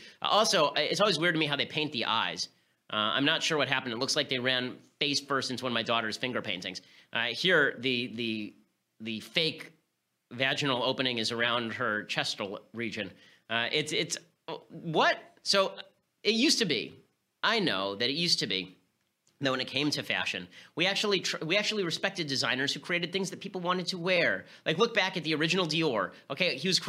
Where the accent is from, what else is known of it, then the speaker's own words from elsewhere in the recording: United States; I'm going to call him Denis because I'm American